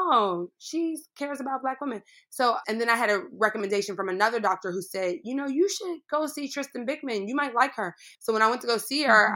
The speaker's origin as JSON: {"language": "English", "town": "Pittsburgh", "region": "Pennsylvania", "country": "United States", "tie": "born or raised there", "said": "I grew up in Pittsburgh, Pennsylvania"}